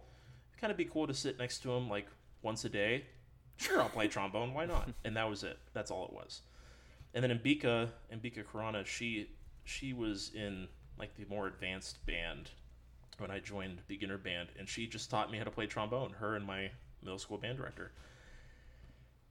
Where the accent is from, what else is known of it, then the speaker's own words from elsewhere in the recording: Red Wing, Minnesota, United States; moved away; also born or lived in Denton, Texas; So I'm from Minnesota, from up north. Born in Red Wing.